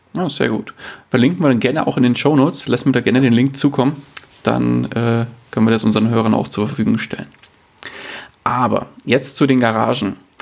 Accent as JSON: {"language": "German", "area": "near Munich", "region": "Bavaria", "country": "Germany", "said": "bin ich aus der Nähe von München"}